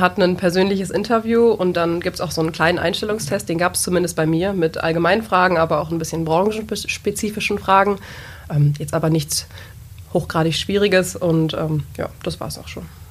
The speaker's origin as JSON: {"language": "German", "area": "a small village in the Peine area", "region": "Lower Saxony", "country": "Germany", "moved": "as an adult", "lives_now": "Braunschweig, Germany", "said": "komme ursprünglich aus einem kleinen Dorf in der Region in Peine"}